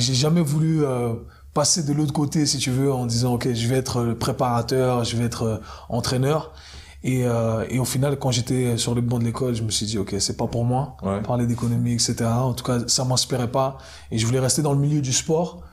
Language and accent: French; Geneva, Switzerland; moved away as an adult; also born or lived in New York, United States; Donc à la base, je suis de, de Genève. Je suis parti à, à, New York quand j'avais 19 ans. 19 ans, j'ai fait 20 ans là-bas.